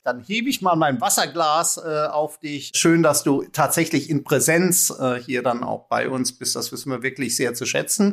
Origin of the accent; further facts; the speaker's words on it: Germany; wir jetzt als Deutsche